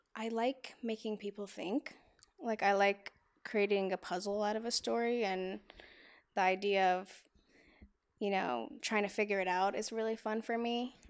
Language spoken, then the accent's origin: English; Atlanta, Georgia, United States; now in Los Angeles, United States; I am from Atlanta, Georgia